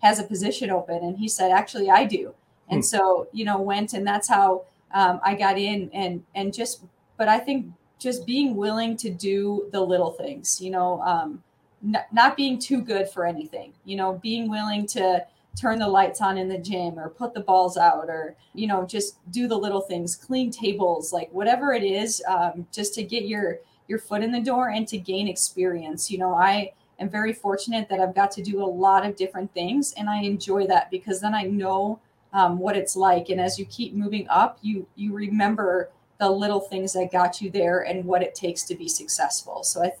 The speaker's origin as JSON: {"language": "English", "region": "Minnesota", "country": "United States", "tie": "born or raised there", "moved": "as an adult", "lives_now": "New Mexico, United States", "said": "I grew up in Minnesota"}